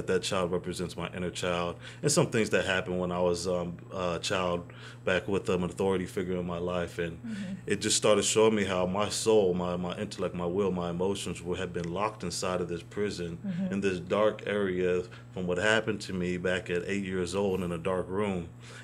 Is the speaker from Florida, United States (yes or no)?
no; San Antonio, Texas, United States; also born or lived in Mojave, California; My dad was in the Air Force, so we went around a couple of places, but we ended up here. So I've been, pretty much I was raised here